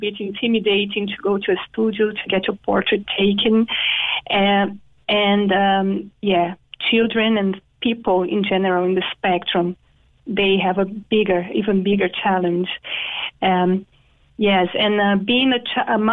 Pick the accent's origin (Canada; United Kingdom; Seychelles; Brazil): Brazil; moved away as an adult; also born or lived in Dublin / Singapore; now in Cork, Ireland; I'm from Brazil